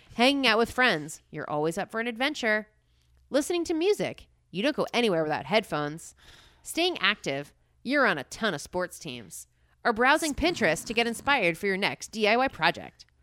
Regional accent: Harrington Park, New Jersey, United States; I grew up in Harrington Park, New Jersey

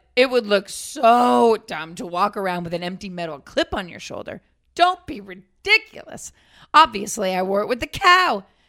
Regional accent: Boston, Massachusetts, United States; now in Florida, United States; I remember I told my mom when I moved from Boston to Florida, all the girls, they all dressed alike. And I was ill prepared because I was coming from Boston.

